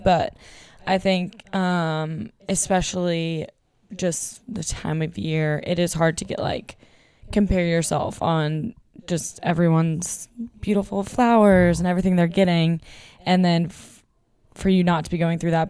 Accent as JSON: {"language": "English", "region": "Texas", "country": "United States", "moved": "yes", "said": "we're the ones from Texas"}